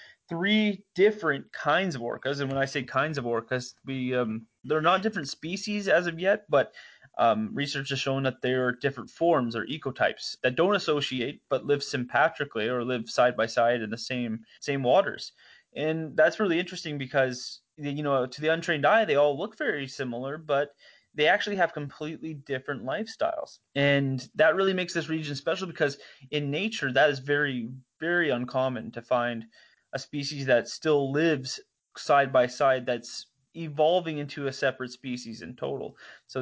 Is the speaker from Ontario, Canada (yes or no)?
no; Port McNeill, British Columbia, Canada; I grew up in Port McNeil, British Columbia, so a small little town on the inside of eastern Vancouver Island.